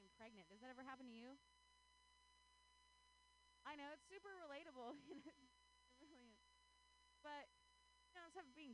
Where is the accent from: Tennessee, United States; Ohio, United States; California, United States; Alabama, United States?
Ohio, United States; now in Bay Area, United States; I grew up in Ohio